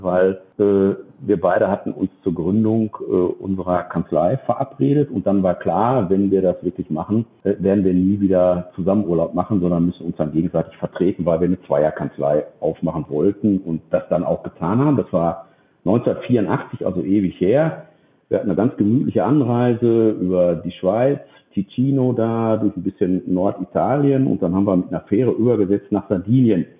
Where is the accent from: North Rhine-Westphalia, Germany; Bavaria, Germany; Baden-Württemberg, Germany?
North Rhine-Westphalia, Germany; Dortmund; ich bin Dortmunder.